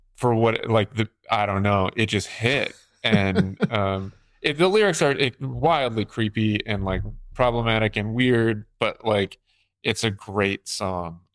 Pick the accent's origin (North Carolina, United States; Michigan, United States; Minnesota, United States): North Carolina, United States; I'm from North Carolina